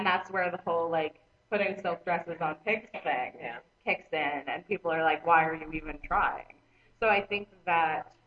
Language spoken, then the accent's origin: English; Florida, United States; I was in Atlanta, Florida